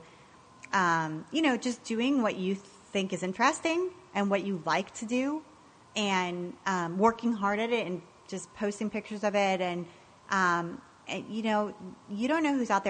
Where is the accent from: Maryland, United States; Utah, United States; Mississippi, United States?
Maryland, United States; Potomac; I grew up in Potomac, Maryland.